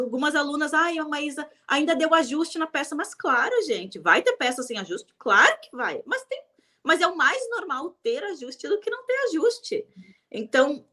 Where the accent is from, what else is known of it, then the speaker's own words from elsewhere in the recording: Rio Grande do Sul, Brazil; eu sou do Rio Grande do Sul